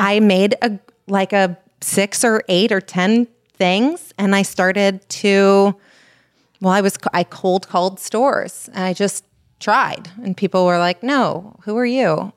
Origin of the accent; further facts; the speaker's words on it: Los Angeles, California, United States; also born or lived in Berkeley; I grew up in Los Angeles